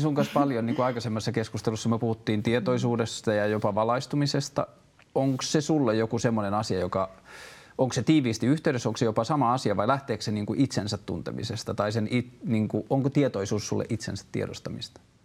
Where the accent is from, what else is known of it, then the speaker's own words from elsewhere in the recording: Tornio, Lapland, Finland; moved away; Mä oon myös kotoisin Torniosta, Kyläjoelta